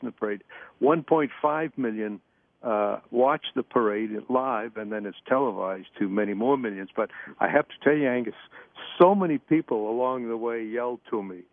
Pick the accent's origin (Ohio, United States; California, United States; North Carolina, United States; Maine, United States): Maine, United States; to be Americans, but especially to have been born and raised in Maine